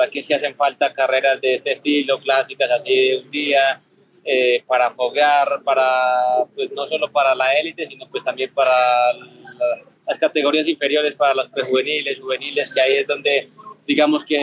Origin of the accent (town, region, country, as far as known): Colombia